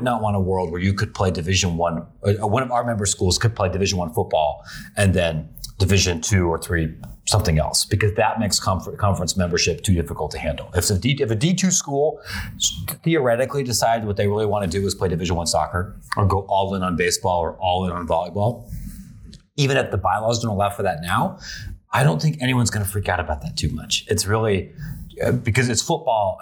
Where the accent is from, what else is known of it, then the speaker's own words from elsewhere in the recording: Midwest, United States; being a Midwesterner myself